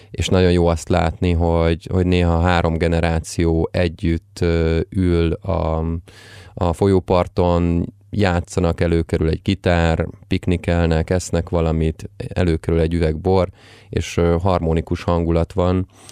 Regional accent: Budapest, Hungary; a Népsziáz utcán, ahol egyébként fölnőttem

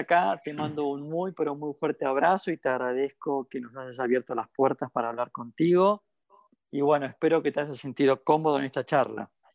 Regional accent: Argentina; lo que somos los argentinos

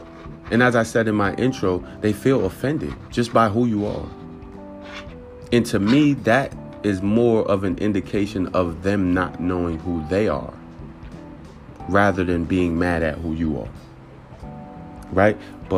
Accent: Newburgh, New York, United States; I love Newburgh, but I'm not going to hold you. I did not feel safe growing up in Newburgh.

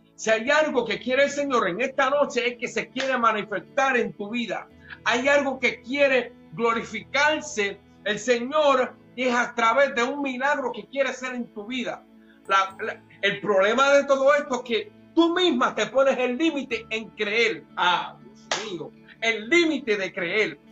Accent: Puerto Rico; como buen puertorriqueño

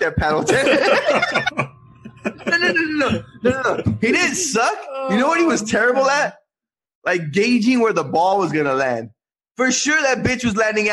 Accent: Guadalupe, California, United States; also born or lived in Orcutt, California; In Guad, I felt like I was a big fish in a little pond

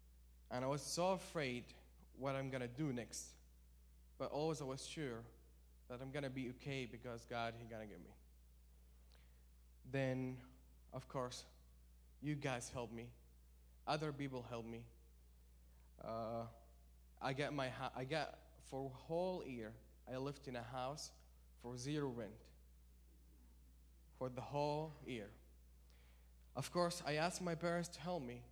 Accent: Saudi Arabia; moved away; I'm from Saudi Arabia, so I live like about 80 miles away from the desert

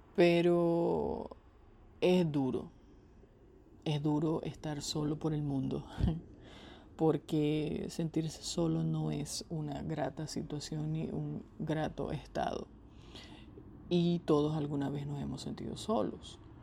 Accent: Venezuela; moved away as an adult; sin poder estar en el hogar en el que nací y crecí

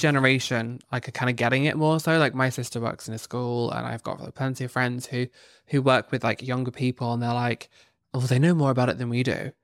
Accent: Northern Ireland, United Kingdom; I grew up in Northern Ireland

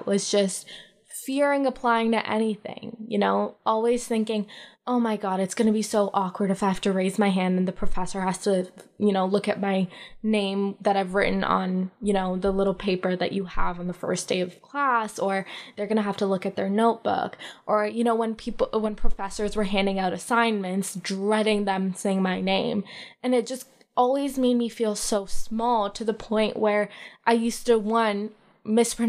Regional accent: Mississauga, Ontario, Canada; also born or lived in Lahore, Pakistan / Ottawa; Mississauga, like, the Erin Mills area

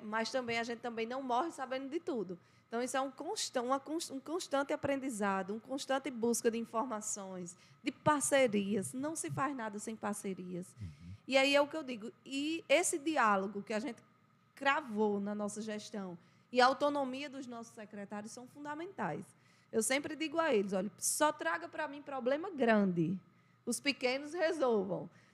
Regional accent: João Pessoa, Paraíba, Brazil; moved away as an adult; now in Monteiro, Brazil; eu nasci aqui em Monteiro, né? Fiquei, vivi aqui até os cinco anos de idade. Aos cinco anos eu fui para João Pessoa, estudei lá por todo o meu período escolar e até me formar. Fiquei lá até os 22 anos

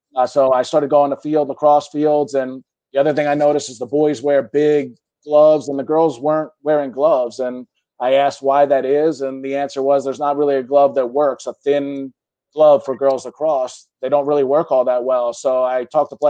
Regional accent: Philadelphia, Pennsylvania, United States; I grew up in Center City, Philadelphia

